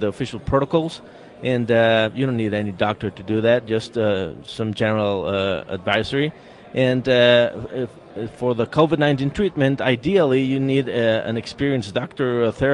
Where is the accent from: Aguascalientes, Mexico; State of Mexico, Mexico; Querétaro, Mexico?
Querétaro, Mexico; I'm from Querétaro, Mexico, right in the center of Mexico